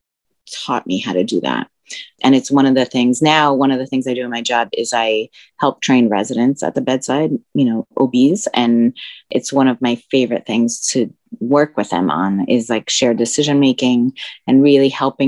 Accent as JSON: {"language": "English", "country": "United States", "also_born_or_lived": "Philadelphia", "first_language": "Spanish", "second_language": "English", "said": "I'm a first generation American myself. My parents are immigrants. My native language is Spanish."}